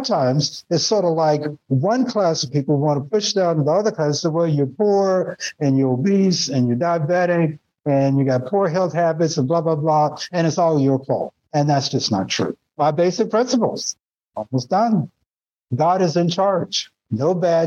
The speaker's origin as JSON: {"language": "English", "town": "Nashville", "region": "Tennessee", "country": "United States", "tie": "born or raised there", "also_born_or_lived": "Connecticut", "moved": "yes", "said": "it's the way I grew up in Nashville, down south."}